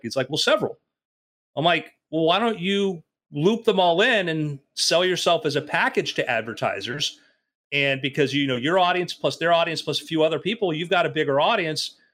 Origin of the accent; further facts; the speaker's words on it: Oregon, United States; I grew up in Oregon